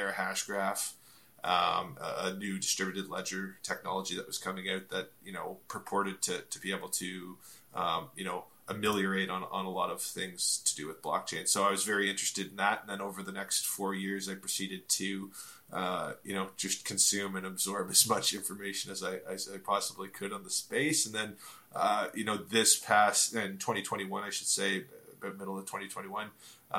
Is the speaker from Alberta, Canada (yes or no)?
no; Ontario, Canada; I'm from Ontario, Canada